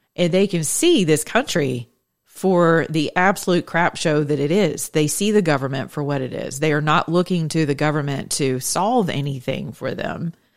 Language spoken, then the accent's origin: English; United States; as American citizens who are Christians in my generation